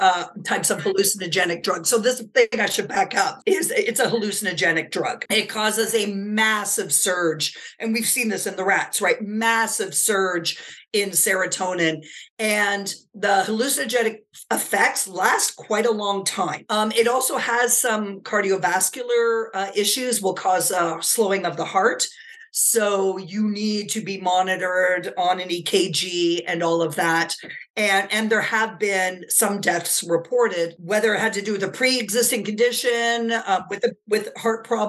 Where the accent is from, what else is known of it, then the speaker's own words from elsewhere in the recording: Canada; moved away as an adult; now in United States; as a Canadian, I never perceived myself living in the U.S. I always imagined returning to Canada